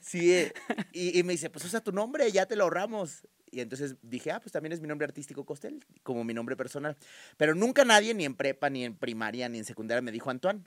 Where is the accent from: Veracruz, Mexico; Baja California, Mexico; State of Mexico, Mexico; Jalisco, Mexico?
Jalisco, Mexico; Guadalajara; also born or lived in Mexico City; me voy a Guadalajara ya formalmente cuando yo tengo casi tres años y de ahí me quedé a, radicar allá y me adoptaron y me siento tapatío